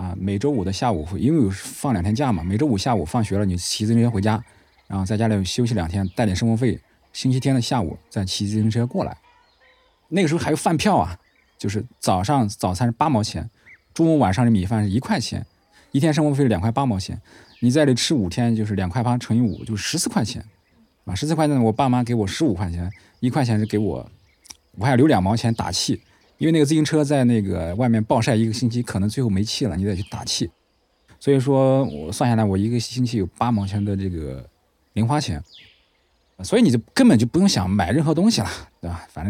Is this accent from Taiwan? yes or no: no; Hubei, China; accent: Henan; 我就是一个在湖北长大，然后呢是河南口音的一个人。